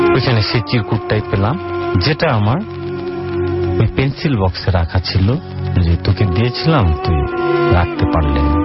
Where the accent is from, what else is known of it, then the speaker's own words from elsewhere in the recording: Bogra, Rajshahi Division, Bangladesh; now in Dhaka, Bangladesh; আমার গ্রামের বাড়ি বগুড়া